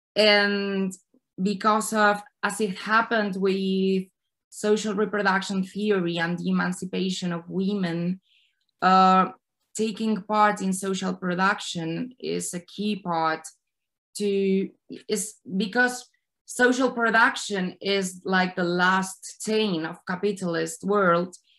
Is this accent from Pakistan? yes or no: no; Spain; I come from Spain